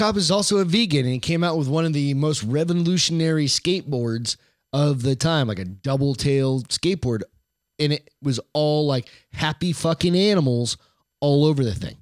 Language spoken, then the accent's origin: English; United States; as an American